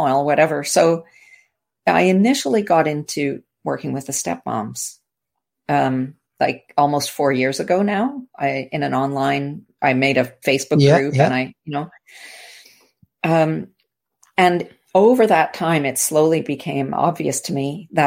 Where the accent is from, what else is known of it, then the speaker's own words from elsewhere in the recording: Canada; I'm from the Commonwealth. I'm from Canada.